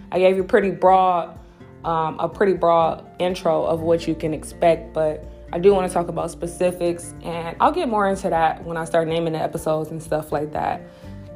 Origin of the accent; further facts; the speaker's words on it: Cleveland, Ohio, United States; moved away as an adult; now in Akron, United States; I grew up in Cleveland, but I've lived in Akron for the past 10 years or so